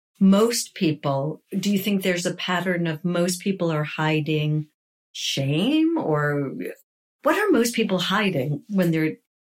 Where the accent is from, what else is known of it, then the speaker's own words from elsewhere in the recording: New York, United States; Now, I'm a New Yorker.